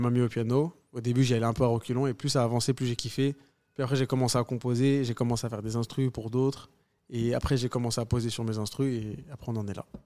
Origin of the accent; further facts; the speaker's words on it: France; je me considère 100% algérien, 100% euh, français